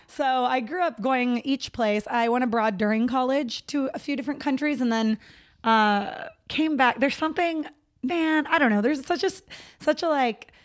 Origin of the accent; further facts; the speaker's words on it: Los Banos, California, United States; moved away as an adult; also born or lived in San Diego; now in Los Angeles, United States; I grew up in middle of nowhere, still California, um, Los Banos